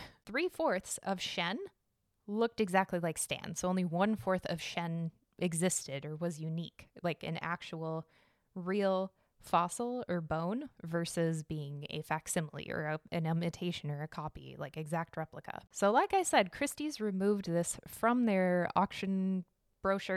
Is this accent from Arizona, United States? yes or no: yes; Arizona, United States; now in Chicago, United States; I was born in Arizona, so I'm used to the sun